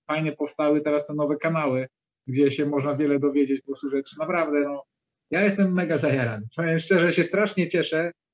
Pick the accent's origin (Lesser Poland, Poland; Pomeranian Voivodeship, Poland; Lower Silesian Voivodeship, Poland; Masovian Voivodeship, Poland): Lower Silesian Voivodeship, Poland; Dzierżoniów; ja z Dzierżoniowa jestem, to jest Dolnośląskie